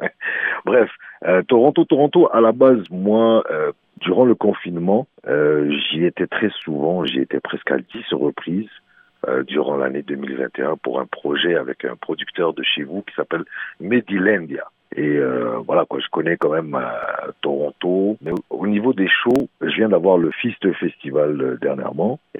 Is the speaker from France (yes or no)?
no; Morocco; Mon prochain album s'appelle … et … c'est encore là nous chez nous au Maroc, on a les chaînes de l'Atlas qui sont voilà quoi, c'est c'est grandiose